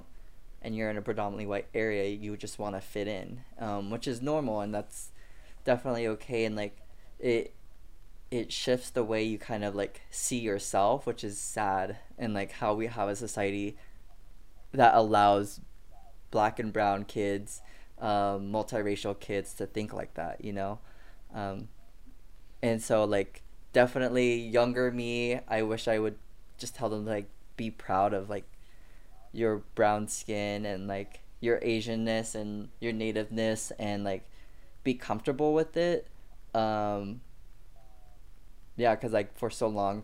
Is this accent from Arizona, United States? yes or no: yes; Mesa, Arizona, United States; I grew up in Arizona, in the Phoenix area, but like East Mesa